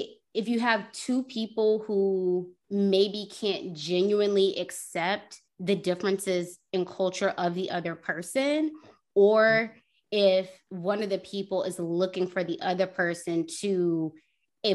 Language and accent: English; United States; were born in the States